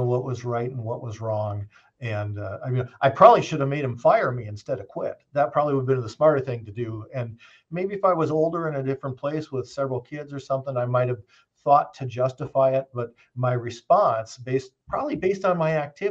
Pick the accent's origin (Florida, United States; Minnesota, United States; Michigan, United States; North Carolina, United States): Minnesota, United States; I grew up in Minnesota